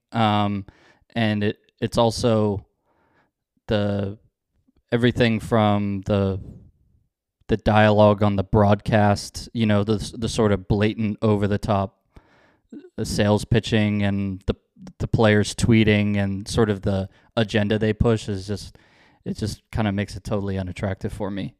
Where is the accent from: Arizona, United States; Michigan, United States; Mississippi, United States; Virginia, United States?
Virginia, United States; Northern; I grew up in Northern Virginia, um, kind of on the D C border